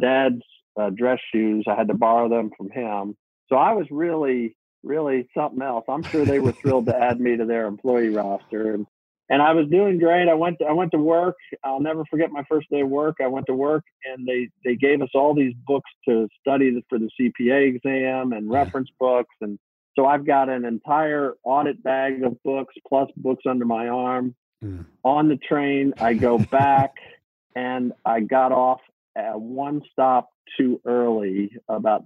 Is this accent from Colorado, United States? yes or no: no; Baltimore, Maryland, United States; moved away as an adult; my hometown in Baltimore area